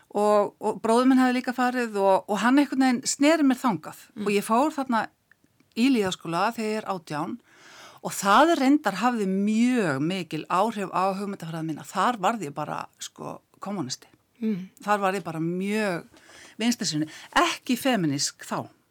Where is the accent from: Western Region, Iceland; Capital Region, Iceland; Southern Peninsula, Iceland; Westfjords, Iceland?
Southern Peninsula, Iceland; Keflavík; ég holst upp í Keflavík